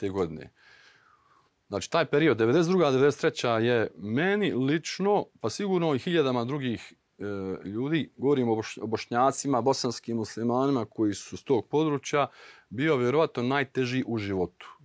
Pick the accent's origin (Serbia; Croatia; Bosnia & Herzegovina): Bosnia & Herzegovina; Vlasenica, Republika Srpska; moved away as an adult; also born or lived in Srebrenica; o logoru Sušica u našem gradu